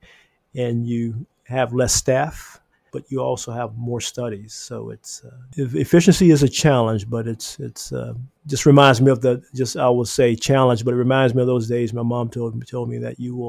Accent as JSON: {"language": "English", "town": "Gainesville", "region": "Florida", "country": "United States", "tie": "born or raised there", "moved": "as an adult", "lives_now": "Atlanta, United States", "said": "I'm from Florida. I was born in Gainesville, Florida, at Shands Hospital"}